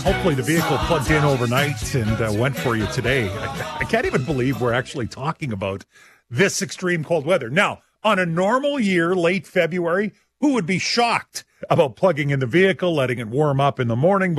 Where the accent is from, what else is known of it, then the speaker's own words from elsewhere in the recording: Saskatchewan, Canada; We're from Saskatchewan, right?